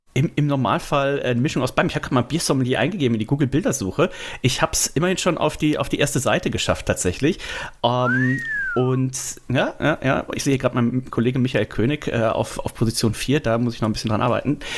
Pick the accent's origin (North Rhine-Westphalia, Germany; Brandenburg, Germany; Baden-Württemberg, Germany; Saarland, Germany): North Rhine-Westphalia, Germany; Bergisches Land, near Bergisch Gladbach; now in Hamburg, Germany; ich komme natürlich ursprünglich, ursprünglich aus Nordrhein-Westfalen